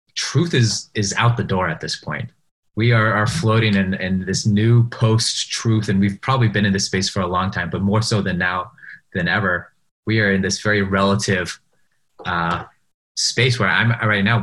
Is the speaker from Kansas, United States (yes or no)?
no; Seattle, Washington, United States; moved away as an adult; I grew up in Seattle. I moved out right before this pandemic